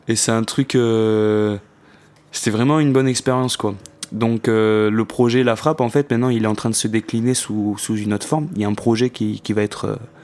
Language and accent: French; Marseille, Provence-Alpes-Côte d'Azur, France; en tant que Marseillais